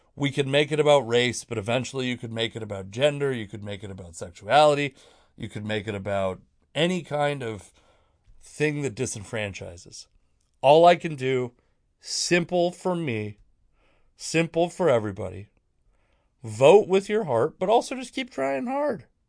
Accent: Washington, United States; I'm from Washington State

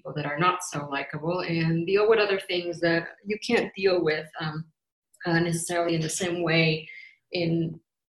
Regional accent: Baja California, Mexico; moved away as an adult; now in Canada; I grew up in Mexico and I moved as a grown woman. I immigrated to Canada and I've been living here for quite a while.

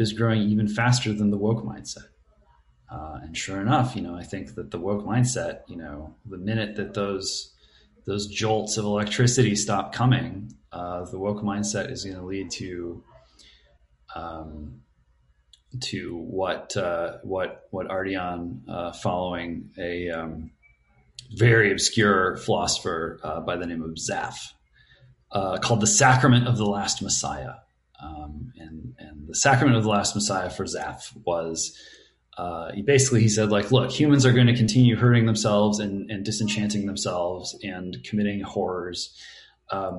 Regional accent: United States; I'm an American and I'm stuck being an American

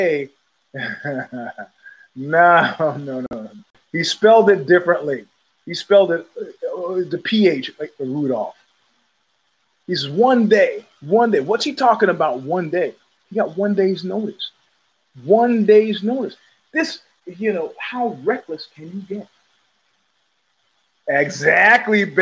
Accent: Brooklyn, New York, United States; moved away as an adult; also born or lived in Stanford, California; I came straight from Brooklyn. I mean, Brooklyn, to the varsity weight room.

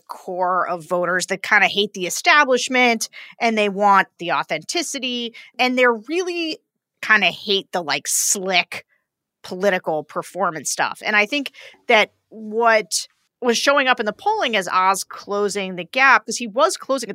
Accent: Pennsylvania, United States; my home state of Pennsylvania

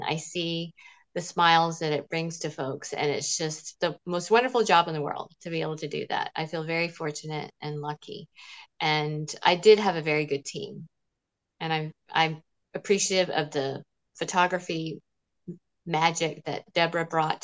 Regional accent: Smyrna, Georgia, United States; growing up in Smyrna, Georgia

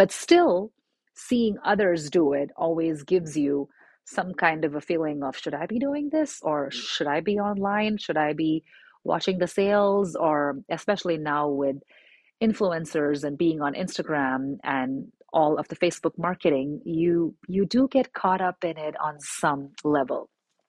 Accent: India; also born or lived in Middle East; it was something I had never experienced growing up in India and in the Middle East.

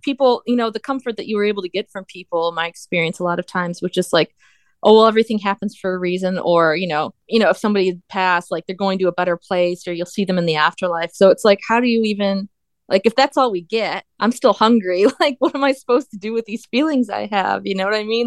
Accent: United States; as an American

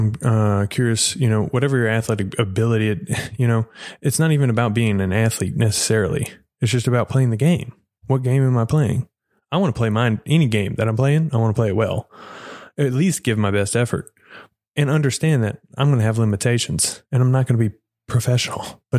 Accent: Edgewood, Texas, United States; It is a book done by the Methodist church that I grew up in Edgewood, Texas

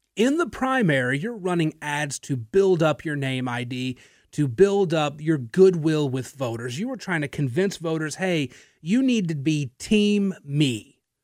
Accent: Natchitoches, Louisiana, United States; now in Lafayette, United States; I'm from Natchitoches, Louisiana, much smaller town than here

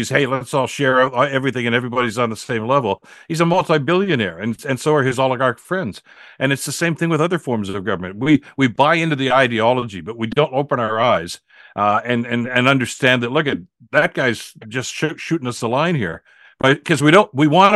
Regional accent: Hamilton, Ontario, Canada; growing up in Hamilton

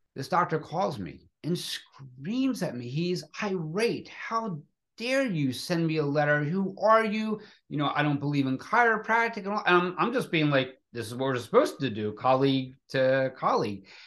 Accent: Philadelphia, Pennsylvania, United States; growing up in Philadelphia

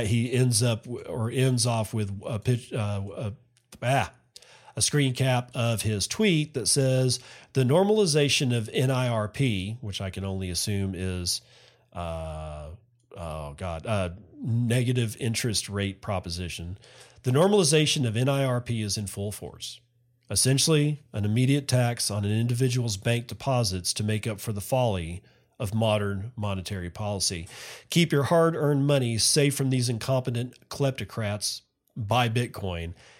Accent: United States; now in Japan; I as an American

